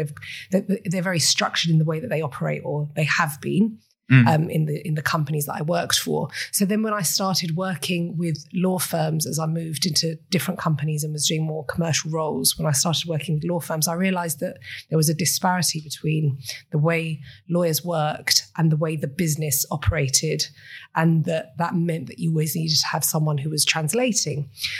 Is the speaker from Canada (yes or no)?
no; Cyprus; accent: British; moved away as an adult; also born or lived in United Kingdom; Okay, so I was born and raised in Cyprus.